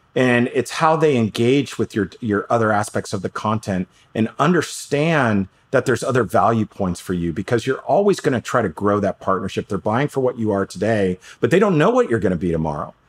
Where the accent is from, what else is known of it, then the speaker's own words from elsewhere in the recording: New York City, New York, United States; I grew up in New York City